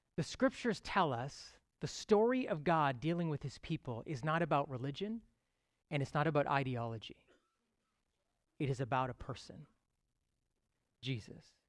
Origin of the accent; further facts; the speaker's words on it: Toronto, Ontario, Canada; I am a true Torontonian. I was sort of born and raised here